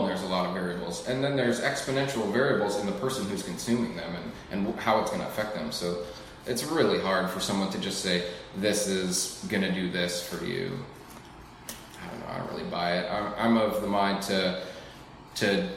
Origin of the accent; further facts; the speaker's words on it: Alaska, United States; I grew up here in Alaska